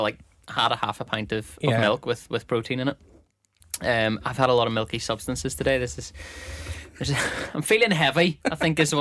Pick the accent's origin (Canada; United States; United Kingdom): United Kingdom; Northern Ireland; accent: Northern Irish; I do believe that our accent was once voted the sexiest accent in the UK.